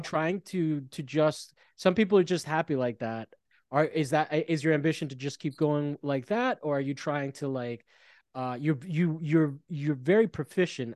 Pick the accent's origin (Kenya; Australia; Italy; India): Italy; moved away; I grew up in Italy, and there was a huge pro, heroin problem